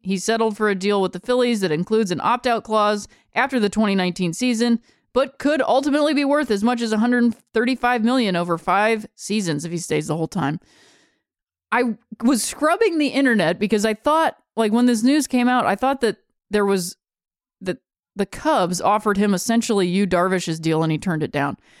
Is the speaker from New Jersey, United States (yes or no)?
no; Akron, Ohio, United States; I'm from Akron, Ohio